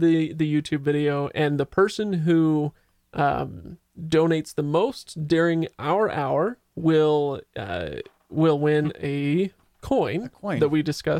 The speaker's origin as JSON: {"language": "English", "region": "Utah", "country": "United States", "said": "so I'm from Utah, and it gets wicked, wicked cold here."}